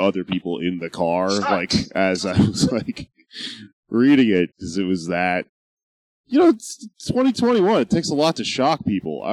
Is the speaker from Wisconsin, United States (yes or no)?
no; Houston, Texas, United States; I'm from Houston, where rappers would drink purple drink